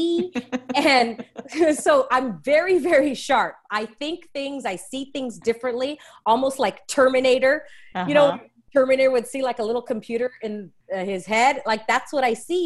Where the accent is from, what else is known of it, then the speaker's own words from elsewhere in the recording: Los Angeles, California, United States; I am born and raised in Los Angeles, California. I'm a total Latin LA girl